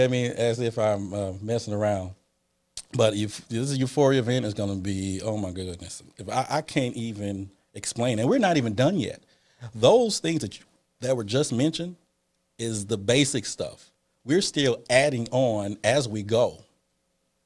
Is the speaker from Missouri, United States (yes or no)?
yes; St. Louis, Missouri, United States; I'm from the Lou